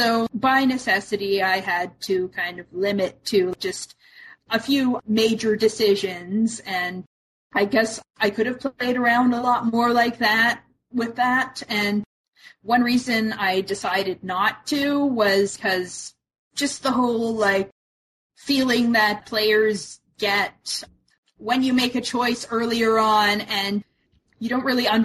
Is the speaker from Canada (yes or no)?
yes; Canada; I'm Canadian